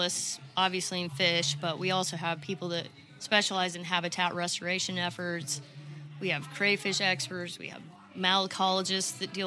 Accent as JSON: {"language": "English", "town": "Manhattan", "region": "Kansas", "country": "United States", "moved": "as an adult", "lives_now": "Fayetteville, United States", "said": "originally I'm from Kansas"}